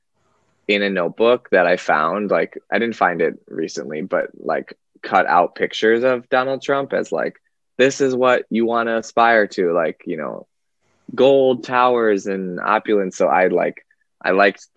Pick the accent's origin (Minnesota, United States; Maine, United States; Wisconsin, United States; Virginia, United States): Wisconsin, United States; moved away as an adult; also born or lived in Nevada / New York; now in California, United States; I grew up in Wisconsin, but I was born in California and lived in Nevada for a little bit of my life